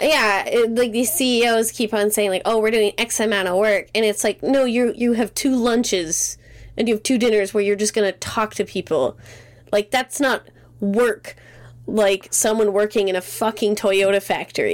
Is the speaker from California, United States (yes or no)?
no; Great Falls, Montana, United States; where I'm from in Montana. So I grew up in Great Falls.